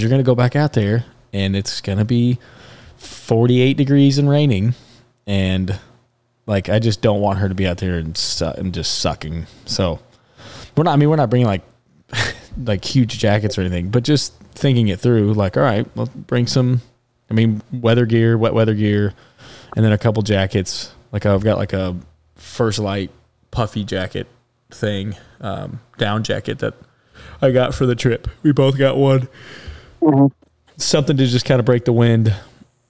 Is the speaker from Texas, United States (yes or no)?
yes; Texas, United States; also born or lived in Alabama; I'm from Texas